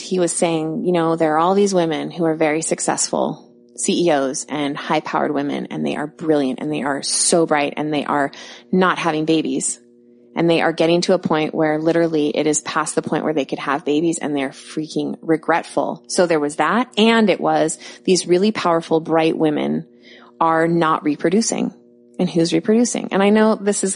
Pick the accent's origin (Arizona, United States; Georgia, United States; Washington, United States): Washington, United States; Bellevue; I'm from Bellevue